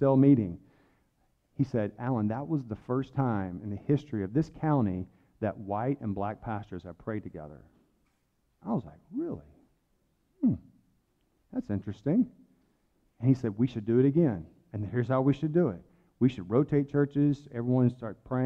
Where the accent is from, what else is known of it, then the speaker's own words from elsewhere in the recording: the South, United States; accent: Southern; I'm from the South. I got a little bit of Southern accent.